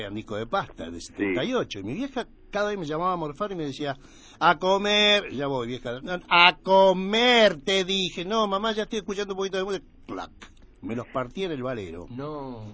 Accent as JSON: {"language": "Spanish", "region": "Buenos Aires", "country": "Argentina", "tie": "born or raised there", "said": "Nací acá en Capital Federal"}